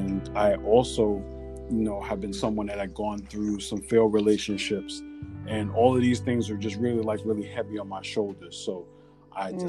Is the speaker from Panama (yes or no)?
yes; Panama; I am from Panama, so I am of West Indian and Hispanic descent.